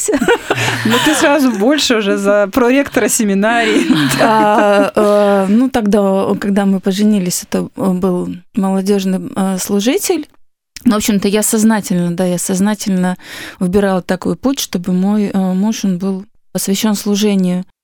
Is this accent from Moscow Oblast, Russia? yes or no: no; Magadan, Magadan Oblast, Russia; born there; Э, родилась я на крайнем севере. Мои родители сами из Дальнего Востока. И я родилась в городе Магадане.